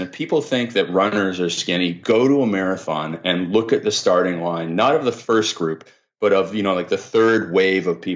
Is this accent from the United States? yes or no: no; Canada; I'm Canadian